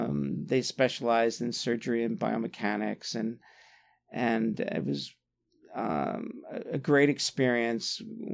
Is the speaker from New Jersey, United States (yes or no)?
yes; Atlantic City, New Jersey, United States; born or raised there; moved away as an adult; also born or lived in Arizona / San Francisco / Philadelphia